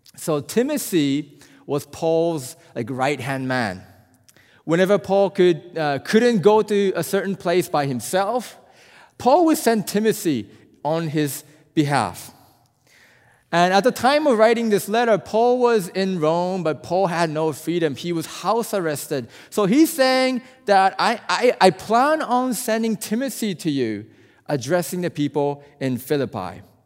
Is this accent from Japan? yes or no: yes; Japan; also born or lived in South Korea; I'm from Japan, and, uh, you know, Japanese people